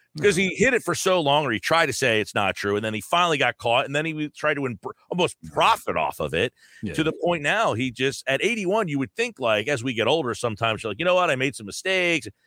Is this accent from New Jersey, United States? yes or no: yes; New Jersey, United States; I'm from Jersey.